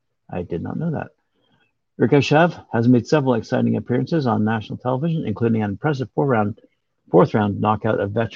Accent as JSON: {"language": "English", "country": "Uzbekistan", "tie": "born or raised there", "second_language": "English", "lives_now": "Detroit, United States", "said": "I grew up in Uzbekistan, but my career started here. I love Detroit."}